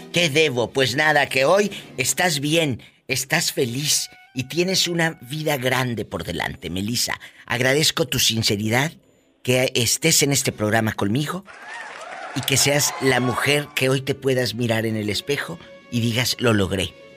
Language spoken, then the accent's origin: Spanish; Tamaulipas, Mexico; now in United States; los de Tamaulipas no somos así.